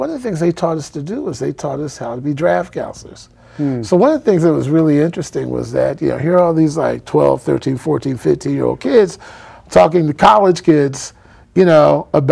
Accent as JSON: {"language": "English", "town": "Philadelphia", "region": "Pennsylvania", "country": "United States", "tie": "born or raised there", "moved": "yes", "lives_now": "Boston, United States", "said": "I'm a kid from West Philadelphia"}